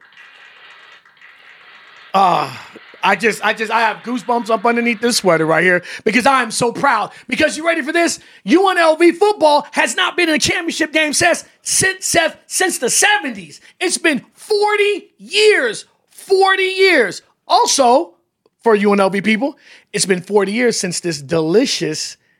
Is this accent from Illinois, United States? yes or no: yes; Chicago, Illinois, United States; now in Las Vegas, United States; I'm from Chicago